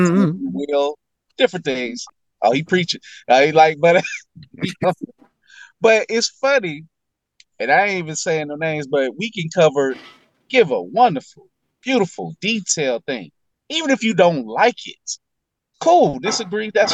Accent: Baton Rouge, Louisiana, United States; fellow Baton Rougean

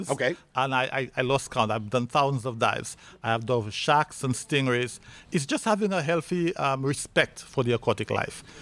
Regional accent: Decatur, Georgia, United States; I grew up in Decatur, Georgia.

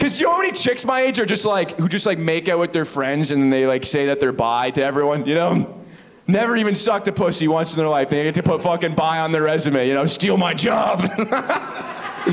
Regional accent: Oakville, Ontario, Canada; I'm from Oakville.

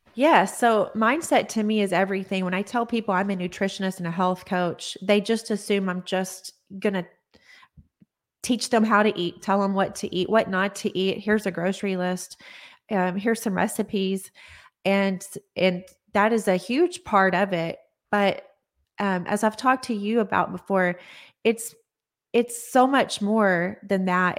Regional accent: Odessa, Texas, United States; now in Austin, United States; I am from Texas, Odessa, Texas, and I have lived here in Austin, Texas now

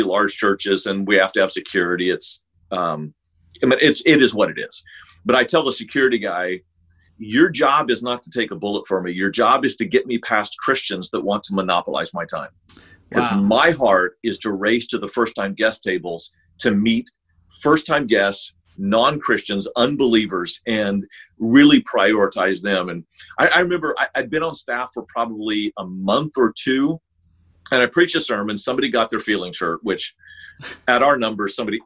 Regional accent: Sacramento, California, United States; moved away as an adult; I grew up actually in Sacramento, California

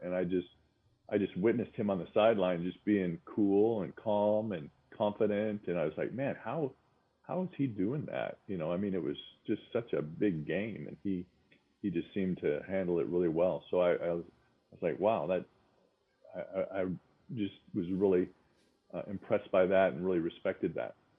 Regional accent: Spokane, Washington, United States; we grew up in Spokane with a big backyard

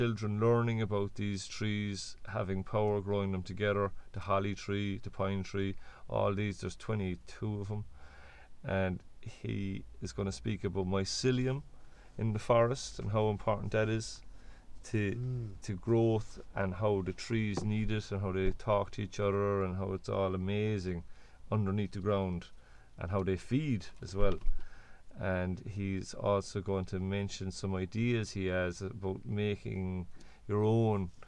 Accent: Cork, Munster, Ireland; I'm from the Loch. We're more or less from the Loch, let's say. The Loch would be a big part of Cork

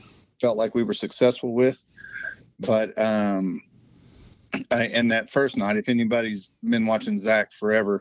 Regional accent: Tulsa, Oklahoma, United States; Growing up in Tulsa, Oklahoma

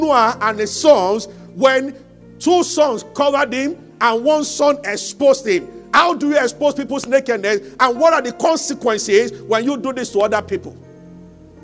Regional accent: Abeokuta, Ogun State, Nigeria; also born or lived in Ibadan; I grew up in Abeokuta.

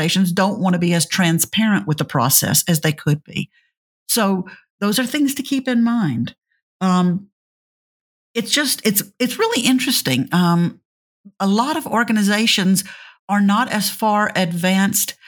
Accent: Louisiana, United States; I'm from Louisiana

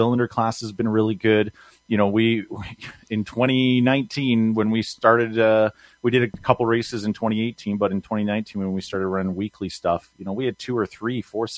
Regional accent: Emo, Ontario, Canada; So I'm originally from Emo Speedway. If people who've listened to me be interviewed through you before

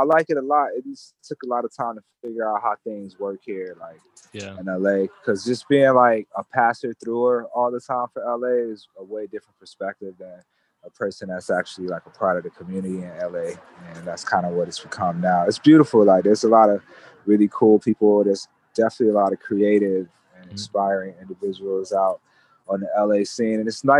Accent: Japan; But myself, I'm actually from Japan.

